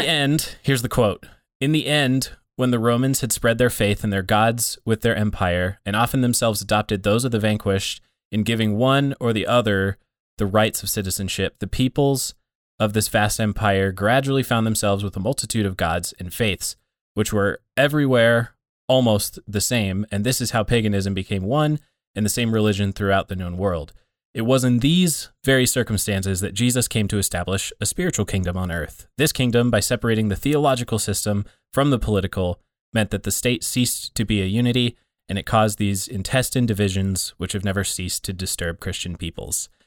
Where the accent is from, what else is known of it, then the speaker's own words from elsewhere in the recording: Laurel, Montana, United States; a Baptist church here in Laurel, Montana